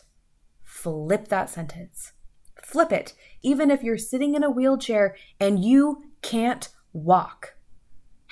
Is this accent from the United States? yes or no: yes; United States; as an American